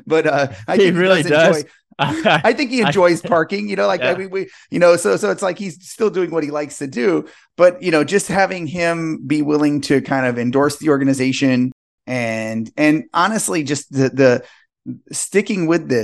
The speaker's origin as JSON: {"language": "English", "town": "Los Angeles", "region": "California", "country": "United States", "lives_now": "Portland, United States", "said": "I'm from Los Angeles, so I would go down for Thanksgiving"}